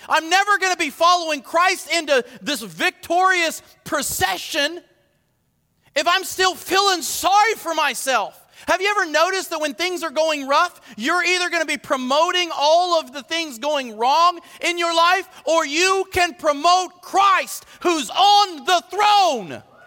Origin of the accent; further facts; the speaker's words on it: United States; I'm proud to be an American